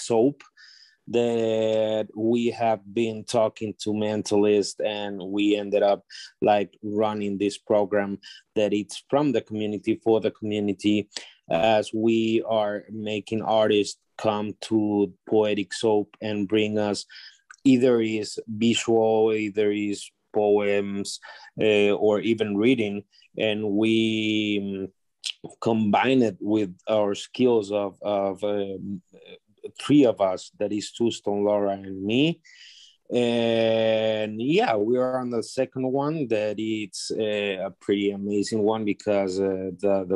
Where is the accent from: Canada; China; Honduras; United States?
Honduras; I am from Honduras, Central America